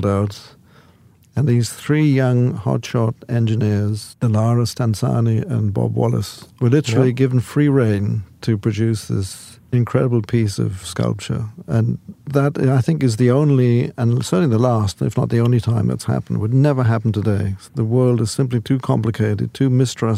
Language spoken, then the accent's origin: English; United Kingdom; moved away; as a Brit.